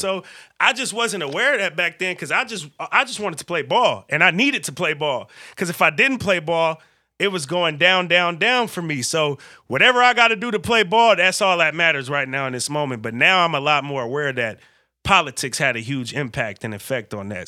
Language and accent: English; Vallejo, California, United States; I grew up in Vallejo, California